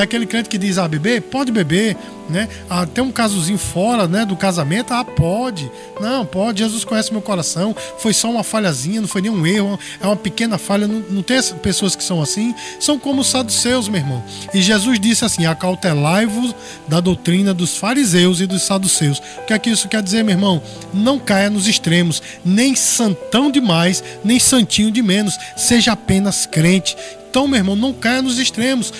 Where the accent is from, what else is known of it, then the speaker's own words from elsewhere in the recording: Brazil; nós, como brasileiros